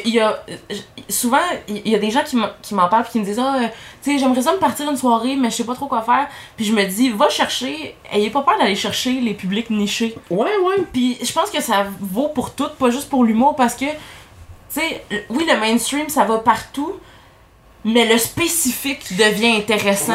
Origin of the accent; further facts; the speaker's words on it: Saint-Eustache, Quebec, Canada; je viens de Saint-Eustache, hein, on a moins de gens de l'extérieur